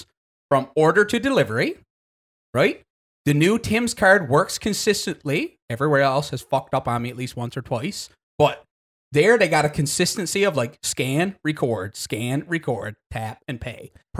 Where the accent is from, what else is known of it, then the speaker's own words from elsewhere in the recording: Goose Bay, Newfoundland and Labrador, Canada; it's a miniaturized version of what we grew up with in Goose Bay.